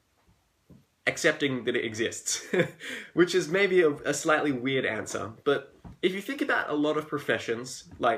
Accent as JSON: {"language": "English", "country": "Australia", "accent": "Australian", "said": "I'm Australian, as you can tell by my accent"}